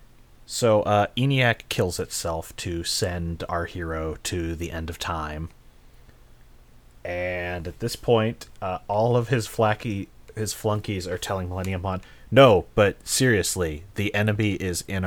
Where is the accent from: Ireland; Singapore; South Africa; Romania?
Ireland; I'm Irish